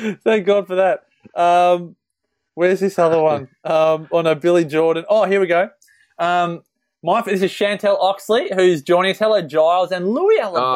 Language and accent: English; Melbourne, Victoria, Australia; moved away; I grew up in Melbourne, obviously, and I moved up here.